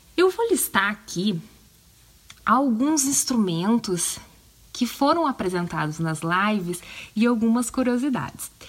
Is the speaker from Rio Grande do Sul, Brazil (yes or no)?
yes; Porto Alegre, Rio Grande do Sul, Brazil; Eu tenho 34 anos, sou de Porto Alegre, tchê, no Rio Grande do Sul